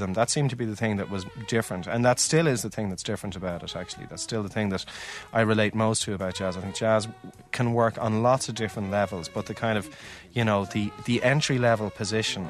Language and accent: English; Dún Laoghaire, Leinster, Ireland; I grew up in Dunleary